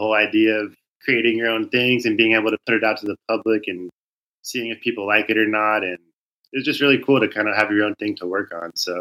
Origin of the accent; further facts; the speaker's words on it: Southern California, United States; I grew up in Southern California